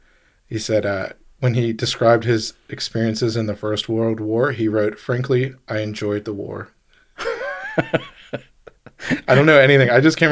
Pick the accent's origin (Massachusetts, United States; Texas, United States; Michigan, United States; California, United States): Massachusetts, United States; Boston; I'm from Boston.